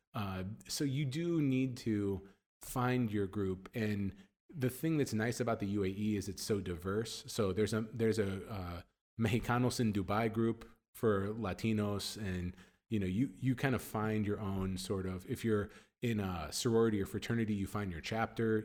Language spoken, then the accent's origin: English; United States; moved away as an adult; now in Middle East; as an American